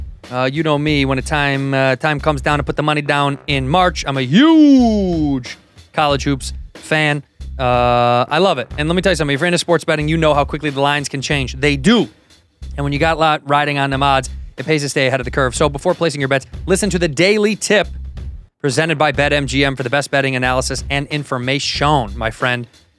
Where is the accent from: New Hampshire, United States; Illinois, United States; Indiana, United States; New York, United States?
Illinois, United States; Chicago; now in Los Angeles, United States; No, I'm from Chicago.